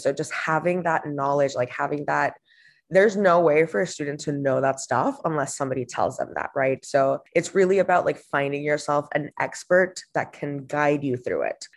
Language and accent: English; Honduras; moved away as an adult; also born or lived in Boston; I was born and raised in Honduras in Central America